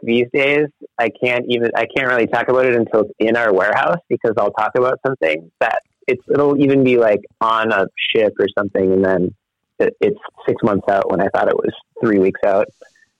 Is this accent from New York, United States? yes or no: no; Minnesota, United States; moved away as an adult; also born or lived in Madison, Wisconsin; now in Portland, United States; I grew up in Minnesota, so everyone played hockey.